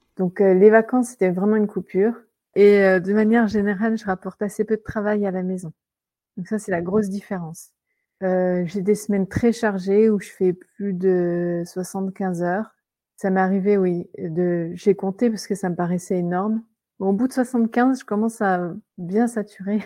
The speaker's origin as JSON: {"language": "French", "country": "France", "accent": "French", "moved": "as an adult", "lives_now": "England, United Kingdom", "said": "mon accent français"}